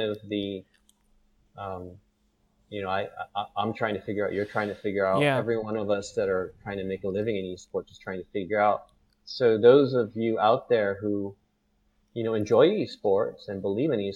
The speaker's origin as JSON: {"language": "English", "country": "United States", "moved": "as an adult", "lives_now": "Singapore", "said": "I'm American"}